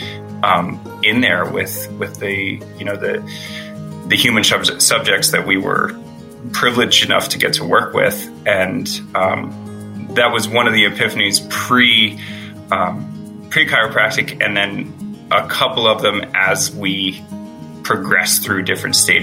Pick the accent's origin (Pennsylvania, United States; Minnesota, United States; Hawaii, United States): Pennsylvania, United States; also born or lived in Florida; We're both from Pennsylvania.